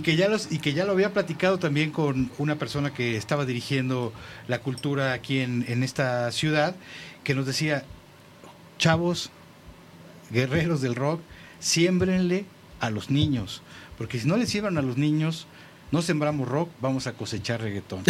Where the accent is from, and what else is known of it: Mexico